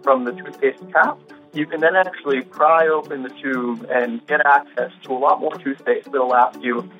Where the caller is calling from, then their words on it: Provincetown, Massachusetts, United States; I'm calling from Provincetown, Massachusetts.